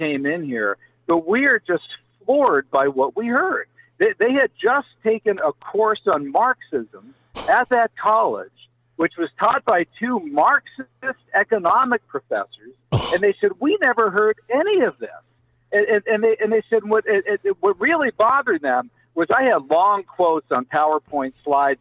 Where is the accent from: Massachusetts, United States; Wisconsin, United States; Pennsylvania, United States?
Pennsylvania, United States; my home state of Pennsylvania